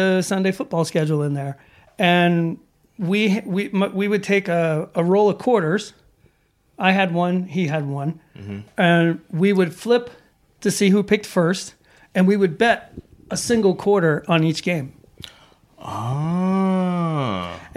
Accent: Atlanta, Georgia, United States; now in Sweden; I'm from Atlanta

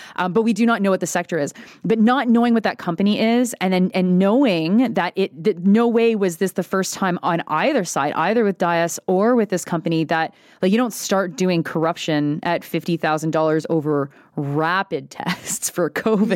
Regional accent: Quebec, Canada; I come from Quebec

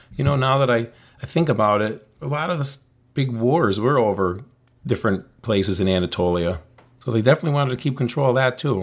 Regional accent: United States; I'm an American person living in the United States. I speak English, but my ancestry is Italian and Polish

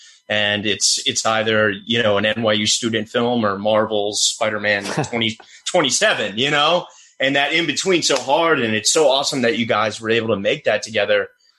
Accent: Richmond, Virginia, United States; I'm from Richmond, Virginia. So right above you guys.

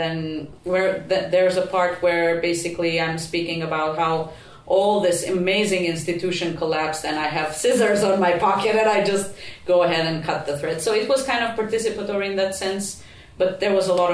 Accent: Prizren, Kosovo; first language Albanian; English is a second language; now in Helsinki, Finland; my hometown in Prizren in Kosovo

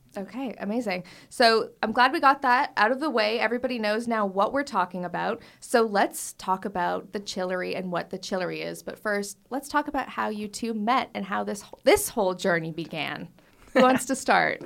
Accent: Canada; moved away; I'm Canadian

